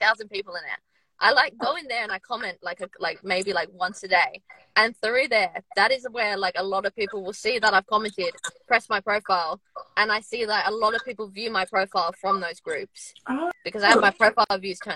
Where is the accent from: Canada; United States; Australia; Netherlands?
Australia; moved away as an adult; now in United Kingdom; I'm in the UK at the moment, but I'm from Australia